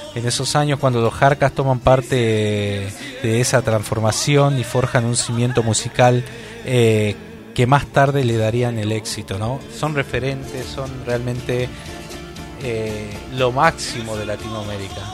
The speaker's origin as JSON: {"language": "Spanish", "region": "Tucumán", "country": "Argentina", "said": "nosotros somos de, de Tucumán, acá nació Mercedes Sosa"}